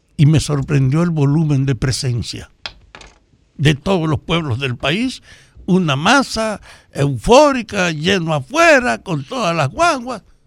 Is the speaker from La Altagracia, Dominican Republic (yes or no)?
no; Salcedo, Hermanas Mirabal, Dominican Republic; que somos de Salcedo